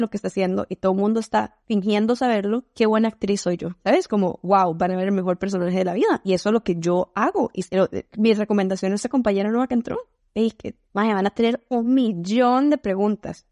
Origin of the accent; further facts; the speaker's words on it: Costa Rica; first language Spanish; moved away as an adult; also born or lived in Spain; now in Seattle, United States; Vengo de Costa Rica, que múltiples veces confundido por Puerto Rico